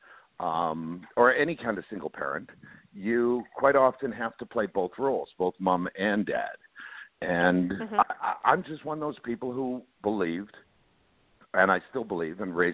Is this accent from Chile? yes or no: no; Canada; moved away; I grew up in Canada. I tell people I'm Canadian by birth. I'm American by heart